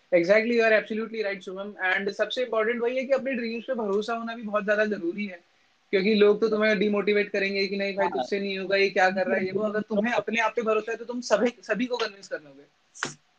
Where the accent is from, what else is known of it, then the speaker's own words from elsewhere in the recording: Bhowali, Uttarakhand, India; moved away as an adult; also born or lived in Bhimtal; now in Lucknow, India; my home town is in Bhowali Nainital